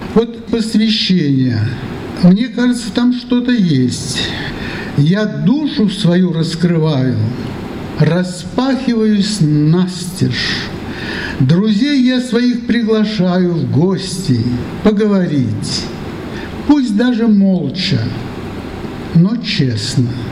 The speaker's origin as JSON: {"language": "Russian", "town": "Kez", "region": "Udmurtia", "country": "Russia", "tie": "born or raised there", "also_born_or_lived": "Mozhga, Udmurtia", "said": "Говорят, я родился в Можге, но я это не помню. Так получилось, что я свою уже детскую, что ли, пору, лучше помню, это был Кез."}